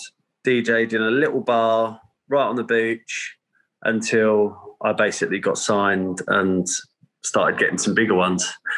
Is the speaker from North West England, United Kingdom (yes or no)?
no; Essex, East of England, United Kingdom; I am born and raised in Essex on the east coast of the UK